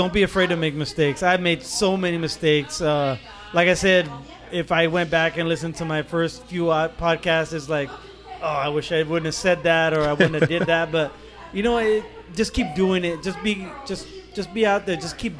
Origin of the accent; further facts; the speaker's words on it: California, United States; Because I come from the Bay Area, and there's nowhere near as many breweries as out there.